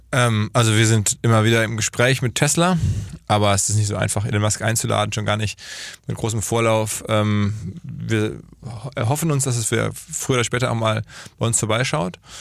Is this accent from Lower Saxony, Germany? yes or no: no; Essen, North Rhine-Westphalia, Germany; now in Hamburg, Germany; Unternehmer in Hamburg ansässig, seit 20 Jahren, gebürtig aus dem Ruhrgebiet, Essen